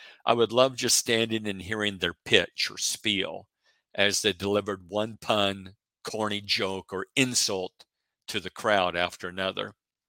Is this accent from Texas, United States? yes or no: no; Oregon, United States; at least at the, in the part of the country that I grew up in Oregon.